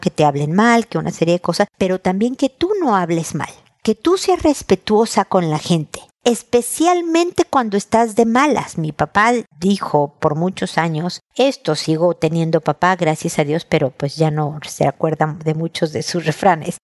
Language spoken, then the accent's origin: Spanish; Mexico City, Mexico; moved away as an adult; now in Santiago, Chile; como mexicana de Ciudad de México